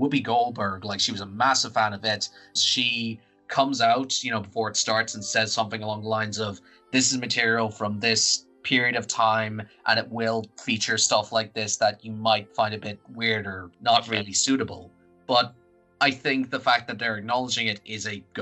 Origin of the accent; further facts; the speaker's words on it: Ireland; we're free white guys from Ireland